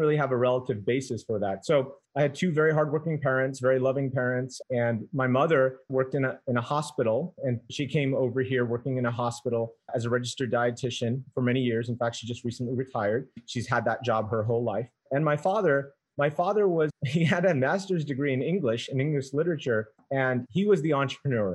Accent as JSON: {"language": "English", "region": "New York", "country": "United States", "moved": "yes", "said": "I'm from New York originally"}